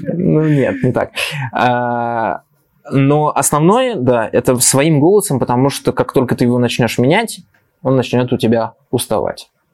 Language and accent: Russian; Moscow, Russia; я же москвич